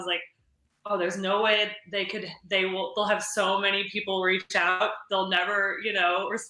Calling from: St. Louis, Missouri, United States; Hey, I'm come joining from St. Louis.

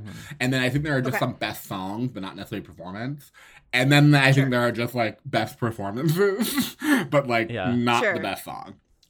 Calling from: Oakland, California, United States; I'm zooming in from Oakland, California.

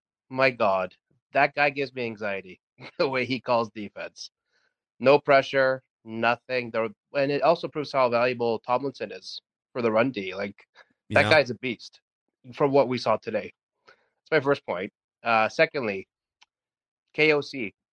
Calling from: Toronto, Ontario, Canada; Okay, so I'm diehard from Toronto, and I'm watching the Grey Cup as we speak.

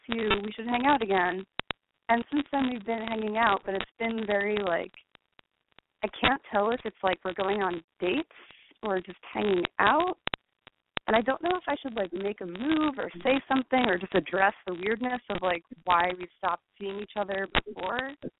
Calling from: Brooklyn, New York, United States; I'm 25, and I'm calling from Brooklyn.

